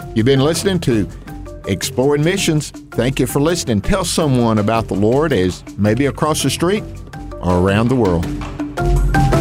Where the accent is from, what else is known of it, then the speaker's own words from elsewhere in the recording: the American South, United States; accent: Southern drawl; me being a Southerner, they, they look at me like, well, man, he's got that Southern drawl